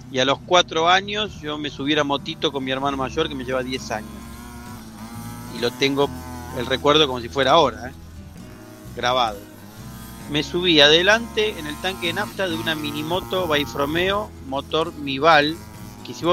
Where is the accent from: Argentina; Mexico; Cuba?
Argentina; Pinamar, Buenos Aires Province; born there; Y yo veraneaba de, toda la vida, de que nací en Pinamar, ¿viste? Mi familia tiene casa, entonces me, me curtí mucho allá